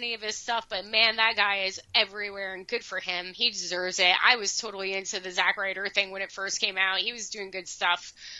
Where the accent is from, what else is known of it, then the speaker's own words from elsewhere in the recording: Northern New Jersey, United States; So I'm from New Jersey. I am from Northern New Jersey